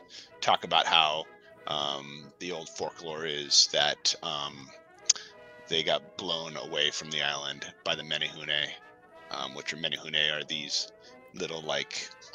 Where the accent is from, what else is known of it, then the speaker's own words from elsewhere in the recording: Texas, United States; Yeah, I'm from Texas.